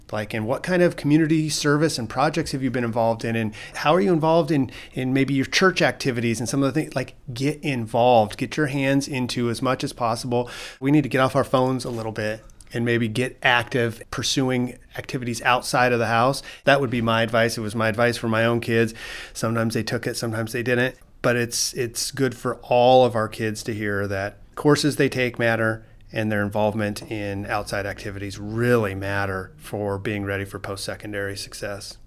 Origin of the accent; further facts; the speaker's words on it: Lakewood, Washington, United States; I grew up in Clover Park School District